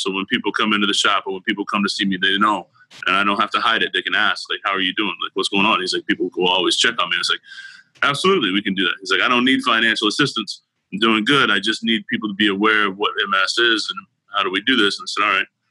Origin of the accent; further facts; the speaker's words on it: Oklahoma, United States; moved away as an adult; now in Houston, United States; I grew up in Oklahoma and moved to Houston to, to work, go to school.